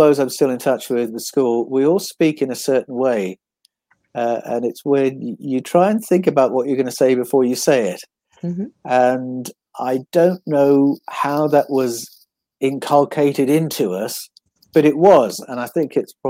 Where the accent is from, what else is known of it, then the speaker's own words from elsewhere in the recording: Buckinghamshire, South East England, United Kingdom; also born or lived in Prestwood / Chalfont St. Peter / Amersham / Canada; now in Australia; I grew up in Buckinghamshire. And I started off in a place called Prestwood near Great Missenden, Buckinghamshire.